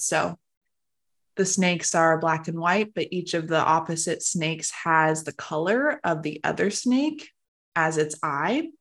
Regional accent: Arizona, United States; I'm born and raised Arizona.

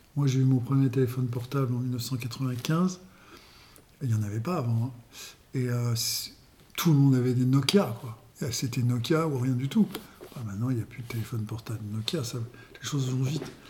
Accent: Paris, Île-de-France, France; moved away as an adult; also born or lived in Castillon-la-Bataille; now in Belvès-de-Castillon, France; J'étais parisien, je suis né à Paris

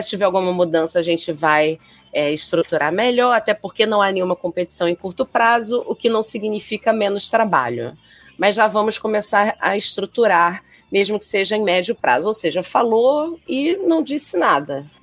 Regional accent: Rio de Janeiro, Brazil; carioca, flamenguista

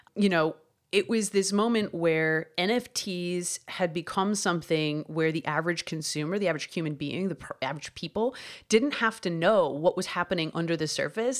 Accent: Canada; I grew up in Canada collecting hockey cards

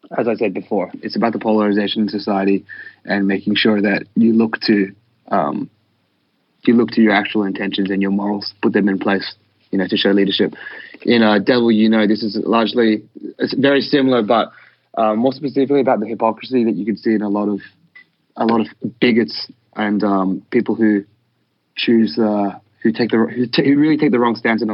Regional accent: Australia; we're an Australian hardcore band

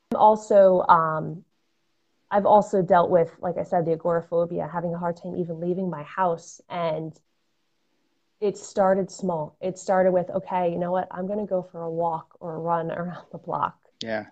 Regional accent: Fairfield County, Connecticut, United States; I'm a Connecticut native. I grew up in Fairfield County.

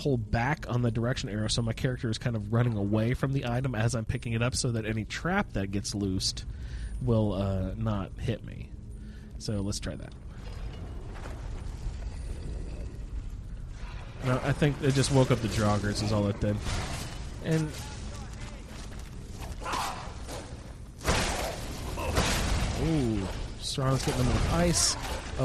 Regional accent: Indiana, United States; accent: Hoosier; moved away as an adult; I grew up in Indiana

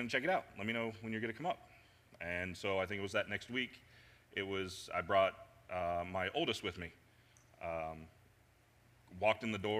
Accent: Indianapolis, Indiana, United States; moved away as an adult; now in Cincinnati, United States; I grew up in Indianapolis, moved here to Cincinnati. When I was about 22, 23

